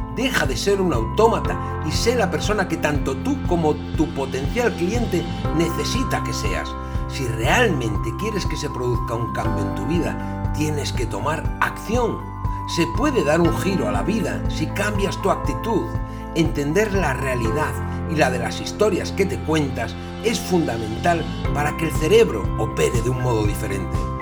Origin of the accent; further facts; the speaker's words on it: Asturias, Spain; yo soy de Asturias